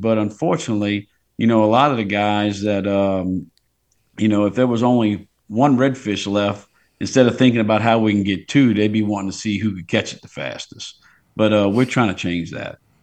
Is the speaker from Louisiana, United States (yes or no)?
yes; Port Sulphur, Louisiana, United States; I grew up in Port Sulphur. A lot of the captains on those boats are from Plaquemines where I grew up